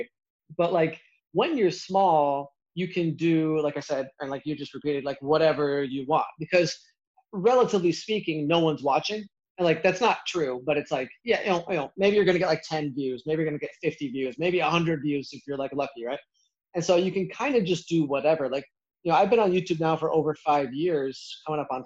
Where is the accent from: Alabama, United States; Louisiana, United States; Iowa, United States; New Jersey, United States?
Iowa, United States; I grew up in Iowa, and in the Midwest, a lot of people are pretty chunky